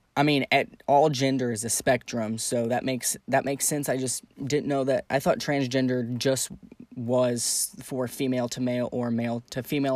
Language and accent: English; Santa Fe, New Mexico, United States; moved away; I grew up in Santa Fe, New Mexico